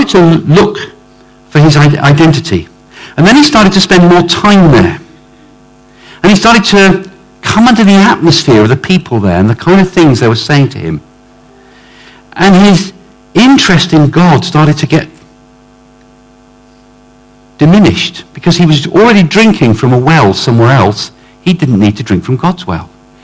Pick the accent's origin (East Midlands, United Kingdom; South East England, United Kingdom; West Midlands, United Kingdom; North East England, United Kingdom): South East England, United Kingdom; Oxford; I come from Oxford